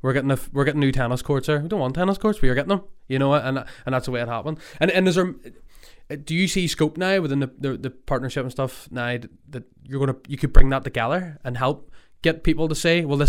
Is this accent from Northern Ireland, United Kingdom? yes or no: yes; Rathcoole, Northern Ireland, United Kingdom; now in Ballymena, United Kingdom; my heart stays in Rathcoole. I'm from Rathcoole, born and bred, and I've come back to Rathcoole